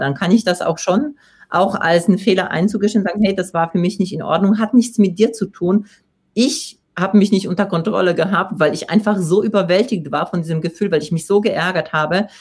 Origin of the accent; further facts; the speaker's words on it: Poland; accent: Polish; German is a second language; moved away; ich komme aus Polen